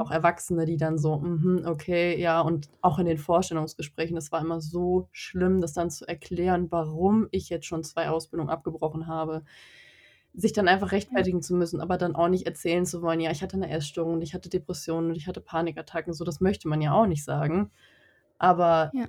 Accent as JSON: {"language": "German", "region": "North Rhine-Westphalia", "country": "Germany", "said": "Ich komme aus NRW"}